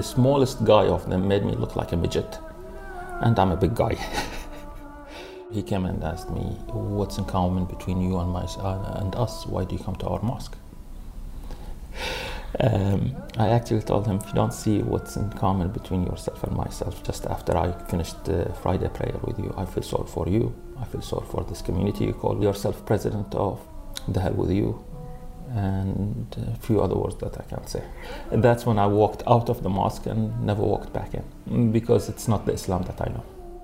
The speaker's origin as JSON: {"language": "English", "town": "Manama", "region": "Capital Governorate", "country": "Bahrain", "tie": "born or raised there", "also_born_or_lived": "United States", "moved": "yes", "said": "I'm originally from Manama. From Farig al-Fadl."}